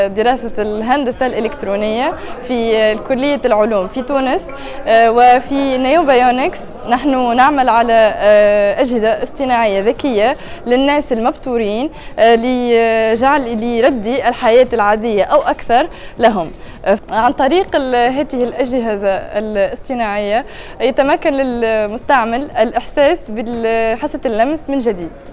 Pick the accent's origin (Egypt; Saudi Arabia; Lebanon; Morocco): Lebanon